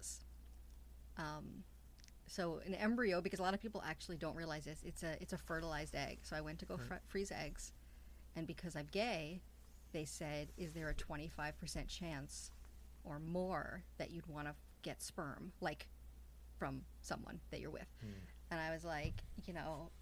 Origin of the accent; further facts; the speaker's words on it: New York City, New York, United States; moved away as an adult; also born or lived in Midwest; I left to go to the Midwest, and I'm from Queens